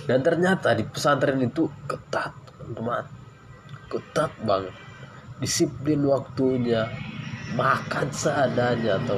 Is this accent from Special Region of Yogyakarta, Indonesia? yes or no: no; Gunung Tua, North Sumatra, Indonesia; Saya berasal dari Sumatera Utara Medan ya Tepatnya di bagian Tapanuli Selatan Yaitu di Gunung Tua